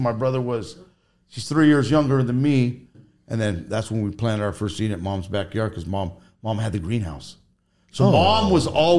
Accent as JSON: {"language": "English", "town": "Cerritos", "region": "California", "country": "United States", "tie": "born or raised there", "also_born_or_lived": "Norwalk", "said": "I was born in Cerritos. Cerritos, yes. Went to Catholic school when I was 1 through 8th grade."}